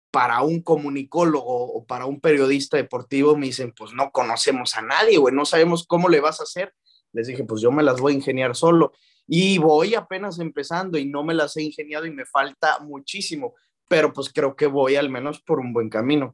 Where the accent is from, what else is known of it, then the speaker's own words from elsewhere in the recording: León, Guanajuato, Mexico; also born or lived in Celaya, Guanajuato / Mexico City; Soy de, León, Guanajuato. Nací en, en Celaya, Guanajuato, que de ahí es mi mamá